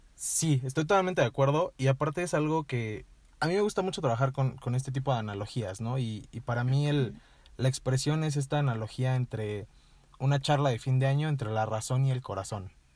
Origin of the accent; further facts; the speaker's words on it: Toluca, State of Mexico, Mexico; moved away as an adult; now in San Miguel de Allende, Mexico; soy de aquí de Toluca también